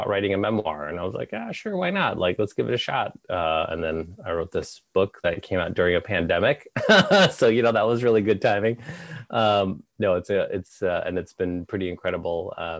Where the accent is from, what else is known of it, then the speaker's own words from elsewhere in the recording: Carlisle, Pennsylvania, United States; also born or lived in Saigon, Vietnam; I ended up growing up in small town PA, in a small town called Carlisle